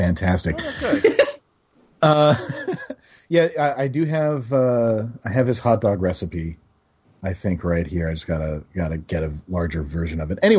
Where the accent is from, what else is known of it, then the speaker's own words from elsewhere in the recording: Arizona, United States; moved away as an adult; now in Seattle, United States; I'm from Arizona, or at least I live most of my life there, but I'm in Seattle now.